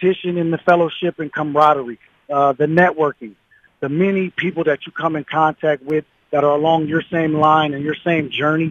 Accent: Seattle, Washington, United States; growing up in Seattle, Washington

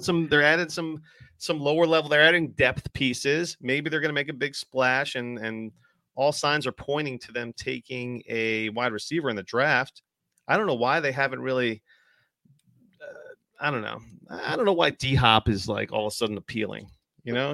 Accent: New Jersey, United States; also born or lived in New York City; I'm from, I'm from Jersey, I live, I currently am back in Jersey, but I'm nowhere near where I used to live.

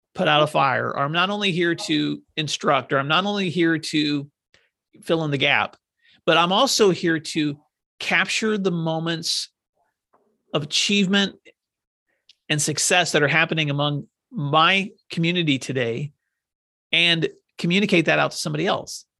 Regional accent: Northwest Tennessee, United States; moved away; When I grew up in Northwest Tennessee, we lived on a farm

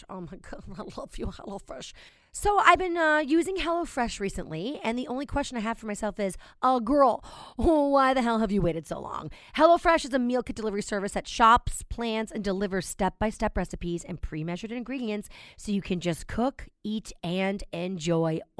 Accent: New York, United States; I'm telling you too, as a New Yorker, I don't know about you guys, but grocery shopping is such a pain in my butt.

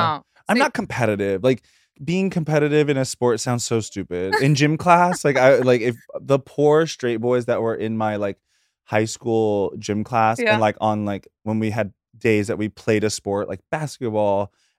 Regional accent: North Carolina, United States; moved away as an adult; now in New York City, United States; from North Carolina, but I am a New Yorker.

